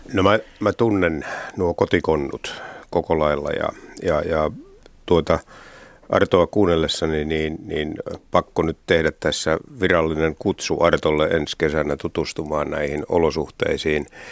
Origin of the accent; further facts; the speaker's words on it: Turku Archipelago, Southwest Finland, Finland; tuolla mun kotikonnuilla Varsinais-Suomessa Turunmaan saaristossa